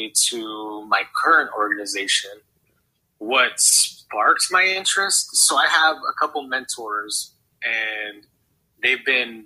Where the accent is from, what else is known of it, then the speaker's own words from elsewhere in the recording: Yuma, Arizona, United States; also born or lived in Phoenix Valley area, Arizona; I had been born and raised in Yuma, Arizona